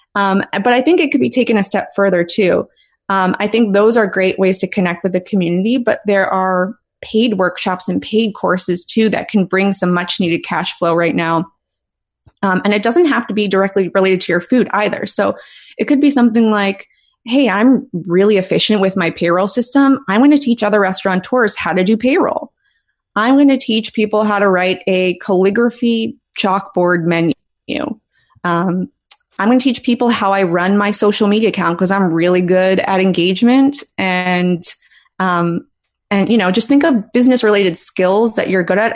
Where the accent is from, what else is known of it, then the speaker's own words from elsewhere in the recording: Philadelphia, Pennsylvania, United States; moved away; I'm from Philly originally